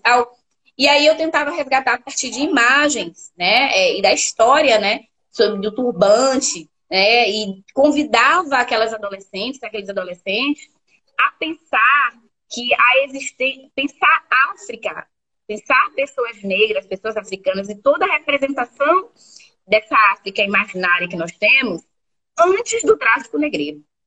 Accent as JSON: {"language": "Portuguese", "town": "Feira de Santana", "region": "Bahia", "country": "Brazil", "tie": "born or raised there", "also_born_or_lived": "Southeast Brazil", "accent": "baiana", "moved": "as an adult", "said": "Fiz minha graduação na Universidade Estadual de Feira de Santana, que é minha, minha terra natal"}